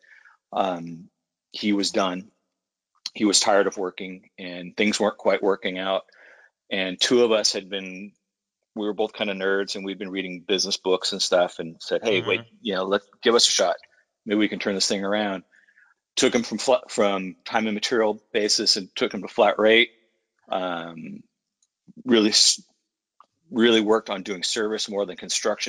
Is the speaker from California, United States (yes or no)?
yes; San Francisco, California, United States; I was born and raised in San Francisco in the Mission District on a 6-lane street